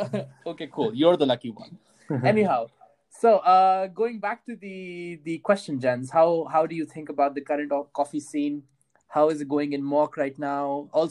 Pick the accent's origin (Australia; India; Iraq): India; moved away; I'm coming from India